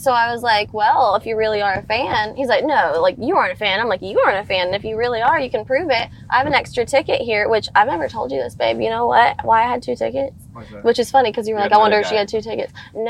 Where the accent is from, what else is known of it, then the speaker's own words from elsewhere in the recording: Nashville, Tennessee, United States; I feel like just here in Nashville, like I'm from Nashville.